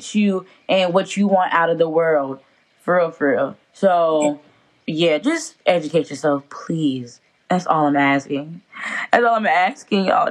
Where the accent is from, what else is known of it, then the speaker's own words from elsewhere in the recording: South Carolina, United States; we're all from South Carolina and we are currently in South Carolina